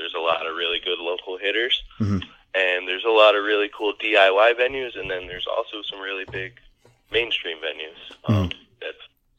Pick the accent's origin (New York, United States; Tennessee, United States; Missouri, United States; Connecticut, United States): Connecticut, United States; We're from Connecticut